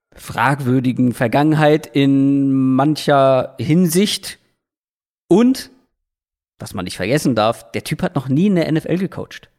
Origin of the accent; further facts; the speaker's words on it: Hamburg, Germany; als Hamburger